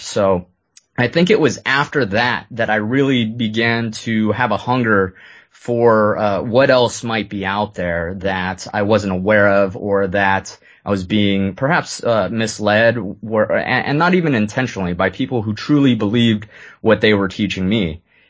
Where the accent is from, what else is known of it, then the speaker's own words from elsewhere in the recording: Lewiston, Maine, United States; born there; But anyways, I was born in Lewiston, Maine